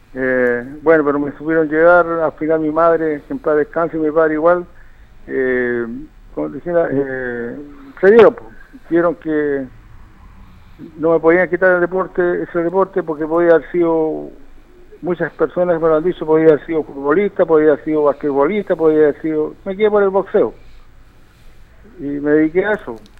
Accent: Rancagua, O'Higgins, Chile; now in San Fernando, Chile; yo soy nacido en Rancagua, pero por esas cosas de la vida, las mujeres me dejaron allí en San Fernando

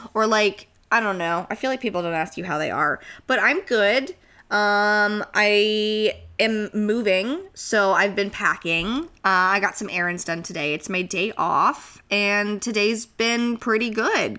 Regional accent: Santa Clarita, California, United States; moved away; growing up in Santa Clarita

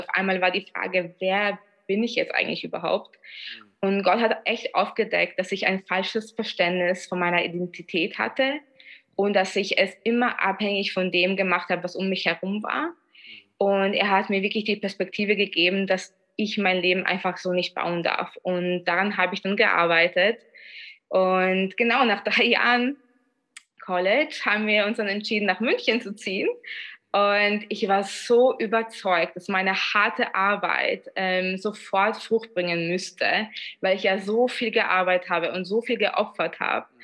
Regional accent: Vienna, Austria; ich bin zwar in Wien aufgewachsen, aber in, von polnischer Herkunft

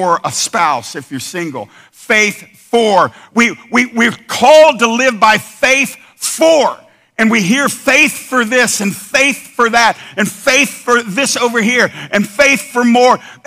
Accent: United States; we're American Christians in the 21st century

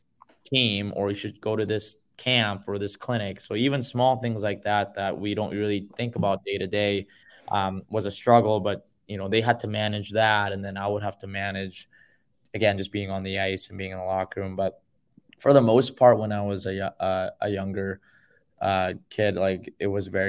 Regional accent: Vancouver, British Columbia, Canada; English is a second language; also born or lived in South Korea; when I moved over from Korea to Vancouver, you know, you go through a lot of those immigrant struggles, right?

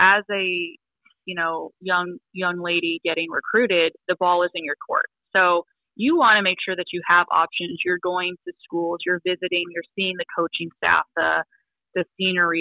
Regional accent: Elk Grove, California, United States; moved away; I'm originally from Elk Grove, California in Northern Cal.

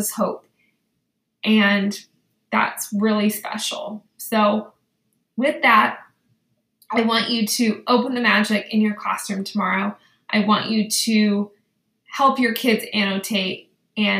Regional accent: Danville, California, United States; also born or lived in Westlake, California; I grew up in Danville, California, and in Danville I had Mr. Dickieson, and then I lived in Westlake, and I had Mrs. Breslaw

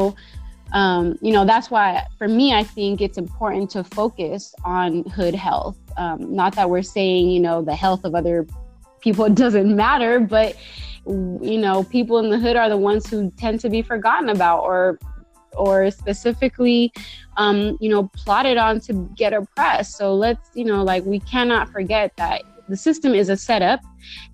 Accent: Bay Area, California, United States; I was born and raised in the Bay Area

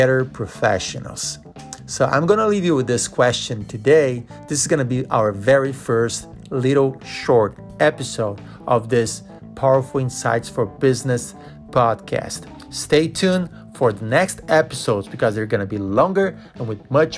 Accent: Brazil; moved away as an adult; now in United States; I grew up in Brazil

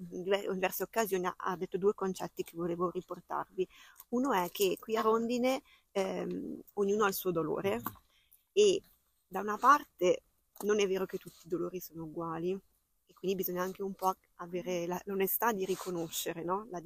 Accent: Russia; Italian is a second language; vengo dalla Russia eh, prima ho fatto il lavoro sociale con i migranti e i rifugiati della mia regione perché vivo al confine con il Kazakistan

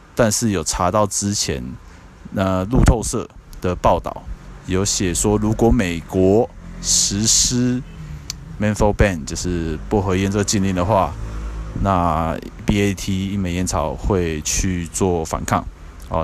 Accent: Taiwan; 我们台湾这边

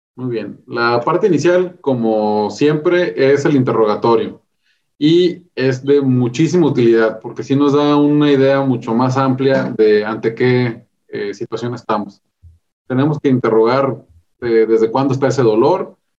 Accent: Ensenada, Baja California, Mexico; also born or lived in Mexicali, Mexico / Mexico City, Mexico; yo soy originario de Ensenada, Baja California

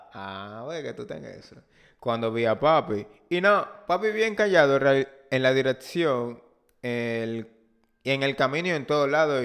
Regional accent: Dominican Republic; nosotros como país latinoamericano

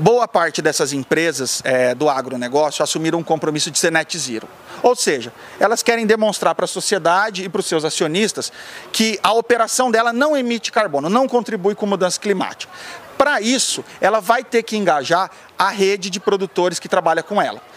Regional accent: Sapezal, Mato Grosso, Brazil; also born or lived in Curitiba, Brazil; eu já nasci em Curitiba e já fui criado no Mato Grosso

